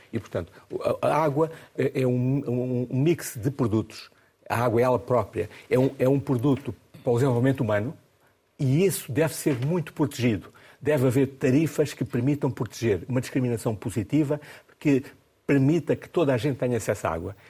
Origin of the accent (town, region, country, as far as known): Mozambique; born or raised there; now in Portugal